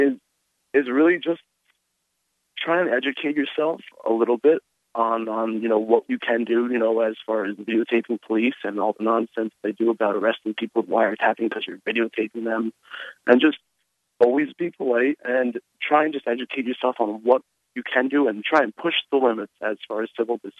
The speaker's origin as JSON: {"language": "English", "region": "Connecticut", "country": "United States", "tie": "born or raised there", "moved": "yes", "lives_now": "Boston, United States", "said": "I'm from Connecticut"}